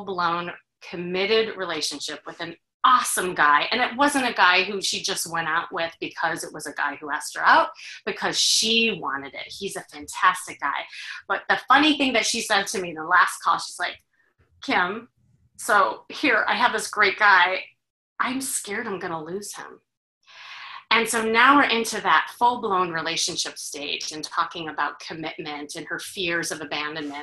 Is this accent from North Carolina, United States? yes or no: no; Chicago, Illinois, United States; I'm from Chicago